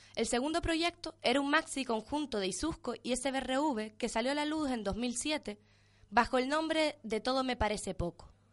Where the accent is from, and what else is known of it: Canary Islands, Spain